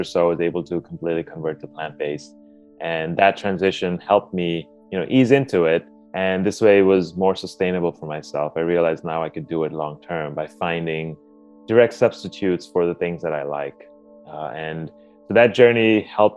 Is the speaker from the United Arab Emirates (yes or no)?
yes; Dubai, United Arab Emirates; I grew up in Dubai, and we essentially had an Indian food diet